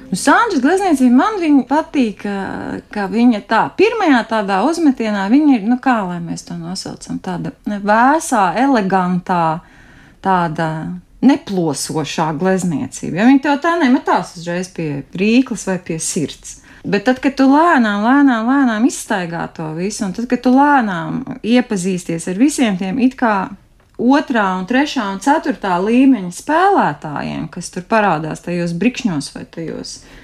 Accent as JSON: {"language": "Latvian", "region": "Bauska Municipality", "country": "Latvia", "tie": "born or raised there", "said": "Un es arī esmu dzimusi un augusi Bauskas novadā"}